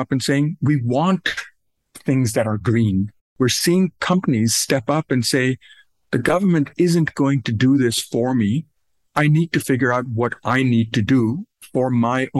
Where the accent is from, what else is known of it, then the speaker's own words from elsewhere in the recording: Pakistan; moved away as an adult; now in United States; I grew up in South Asia. I was born and raised in Pakistan.